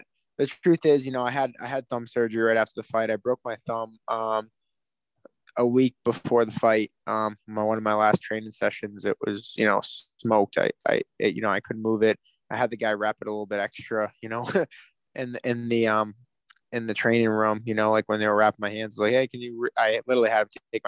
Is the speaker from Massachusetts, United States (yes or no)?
yes; Boston, Massachusetts, United States; my hometown in Boston